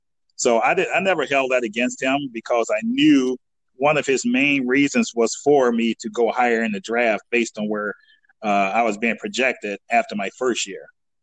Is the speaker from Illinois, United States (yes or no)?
yes; Chicago, Illinois, United States; now in Dubuque, United States; I grew up in Chicago, Illinois